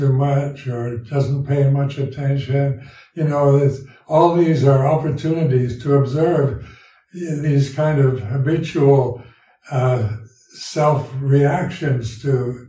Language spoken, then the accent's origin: English; United States; moved away as an adult; also born or lived in Thailand; being an American, I was brought up with this strong individualistic approach